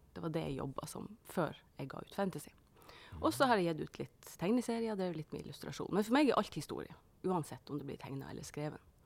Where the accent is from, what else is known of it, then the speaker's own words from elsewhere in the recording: Northern Norway, Norway; det er helt vanlig for oss hjemme i Nord-Norge å si at du slokner på sofaen og sånn